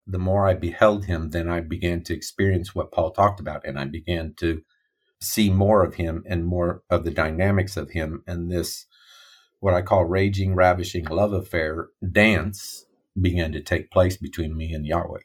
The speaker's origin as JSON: {"language": "English", "region": "Midwest America", "country": "United States", "tie": "born or raised there", "first_language": "English", "said": "I grew up in Midwest America"}